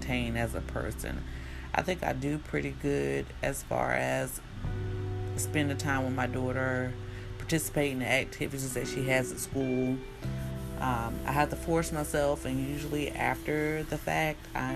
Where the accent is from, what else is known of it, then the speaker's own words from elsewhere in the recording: the South, United States; I'm from the South, so speaking to people and talking to people is kind of part of my nature. I think that because I'm in a small town and I'm in the town that I grew up